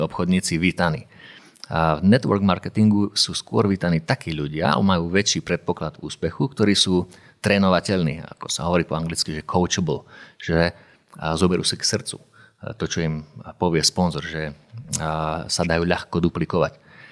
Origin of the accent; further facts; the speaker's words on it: Košice, Košice Region, Slovakia; moved away as an adult; also born or lived in Banská Bystrica; ja som bol z Košic a robil som v Banskej Bystrici